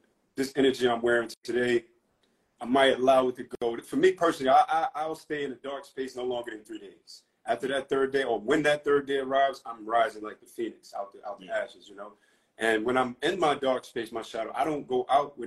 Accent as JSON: {"language": "English", "town": "New York City", "region": "New York", "country": "United States", "tie": "born or raised there", "moved": "as an adult", "lives_now": "Tulum, Mexico", "said": "I'm originally from Harlem, New York. Well, I was born in the Bronx and raised in Harlem. But I now reside in Mexico, Tulum"}